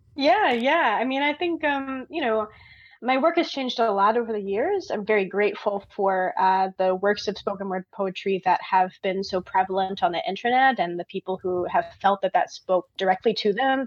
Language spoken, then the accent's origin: English; Michigan, United States; moved away as an adult; now in Georgia, United States; I'm from the north originally. I'm from Michigan, which is like right okay. along the northern line of the U.S.